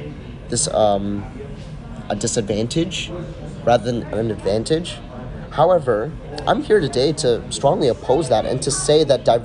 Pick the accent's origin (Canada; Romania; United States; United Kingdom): Canada; I'm a Filipino-Canadian, born to two Filipino parents, who have immigrated here from the Philippines.